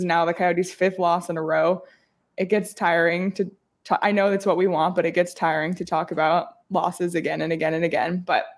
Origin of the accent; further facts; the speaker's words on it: Toronto, Ontario, Canada; born there; I was born in April in Toronto, and there was a snowstorm.